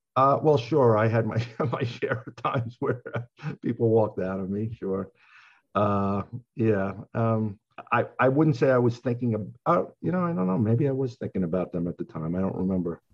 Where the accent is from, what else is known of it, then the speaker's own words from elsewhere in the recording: Long Island, New York, United States; also born or lived in Queens, New York; I grew up in Long Island, New York.